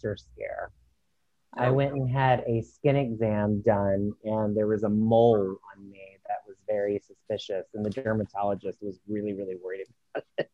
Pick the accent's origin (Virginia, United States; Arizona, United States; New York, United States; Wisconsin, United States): Virginia, United States; Virginia Beach; I'm from Virginia Beach